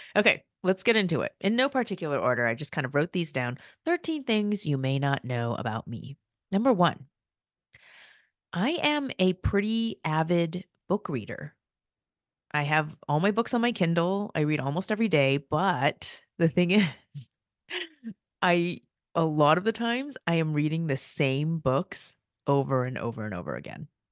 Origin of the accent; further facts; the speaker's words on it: United States; first language Korean; English is a second language; I'm the first child in my family. to be born in the U S